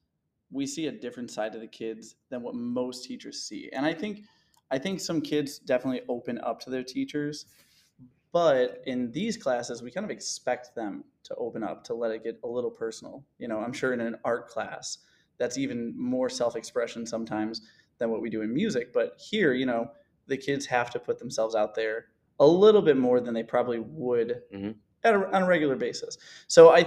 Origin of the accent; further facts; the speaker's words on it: Frankfort, Illinois, United States; I'm from the Summit Hill district, born and raised in Frankfort.